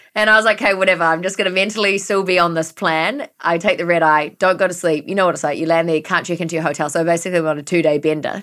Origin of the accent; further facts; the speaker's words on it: New Zealand; moved away; growing up in New Zealand, having so much grass and everything like